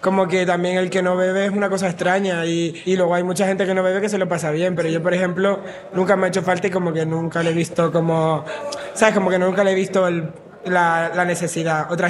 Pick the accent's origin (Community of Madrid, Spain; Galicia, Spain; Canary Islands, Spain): Canary Islands, Spain; Las Palmas de Gran Canaria; tengo 20 años, soy de Las Palmas de Gran Canaria.